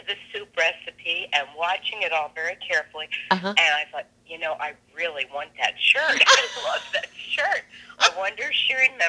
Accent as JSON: {"language": "English", "region": "Delaware", "country": "United States", "also_born_or_lived": "New York City / Wolfeboro, New Hampshire", "moved": "as an adult", "said": "Well, I'm in Delaware now, which is where I'm from. I'm at the Delaware Shore."}